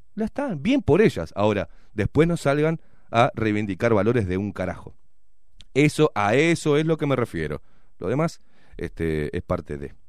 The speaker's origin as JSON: {"language": "Spanish", "country": "Uruguay", "said": "nos estamos desdibujando como uruguayos"}